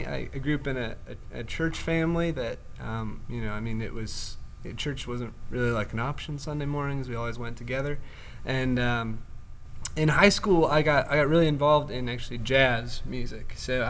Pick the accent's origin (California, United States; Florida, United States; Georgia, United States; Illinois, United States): Illinois, United States; Chicago; moved away; also born or lived in Pennsylvania; I'm coming from Pennsylvania, but I'm actually from Chicago.